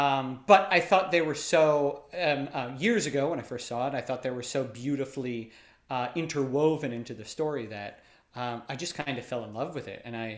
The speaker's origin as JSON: {"language": "English", "town": "Reading", "region": "Pennsylvania", "country": "United States", "tie": "born or raised there", "said": "Reading, Pennsylvania."}